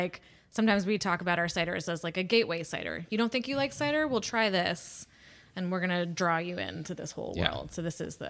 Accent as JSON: {"language": "English", "town": "New York City", "region": "New York", "country": "United States", "tie": "born or raised there", "said": "I grew up in New York City, but weekends, summers... any free time we had was always in the Berkshires."}